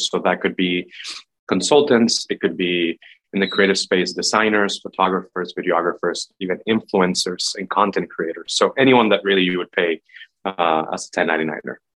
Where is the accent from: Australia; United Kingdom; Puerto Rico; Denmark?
Puerto Rico; moved away as an adult; also born or lived in Boston area / Bay Area; I'm originally from Puerto Rico, born and raised. I moved to the US for college